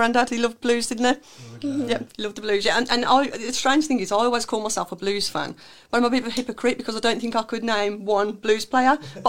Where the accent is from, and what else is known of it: Birmingham, West Midlands, United Kingdom; born or raised there